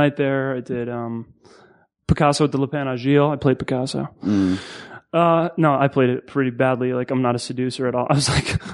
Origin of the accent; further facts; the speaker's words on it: Connecticut, United States; moved away as an adult; also born or lived in Long Island, New York / New York City / Massachusetts; I was born in Long Island, lived in Connecticut in New York City